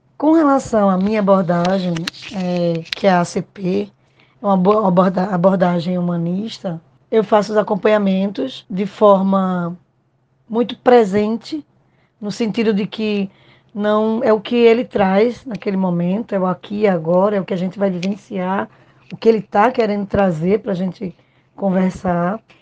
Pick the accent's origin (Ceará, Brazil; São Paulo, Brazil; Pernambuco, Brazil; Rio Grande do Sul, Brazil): Pernambuco, Brazil; sou pernambucana e moro em Recife